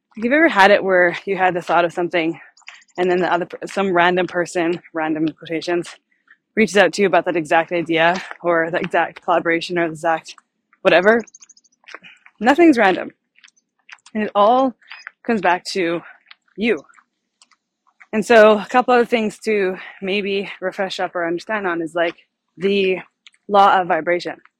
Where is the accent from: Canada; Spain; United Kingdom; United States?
Canada; I'm from Canada